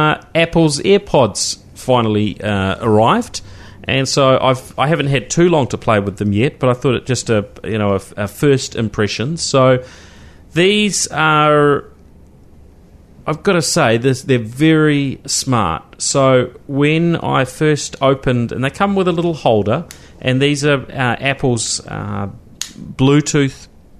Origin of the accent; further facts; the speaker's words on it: Christchurch, Canterbury, New Zealand; growing up in Christchurch, you know, cycling, that was just the norm because it was a flat city